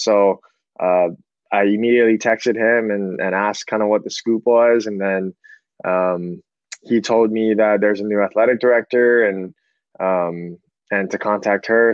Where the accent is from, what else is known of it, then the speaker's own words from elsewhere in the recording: Hawaii, United States; also born or lived in Sacramento / Menlo College; born and raised in Hawaii.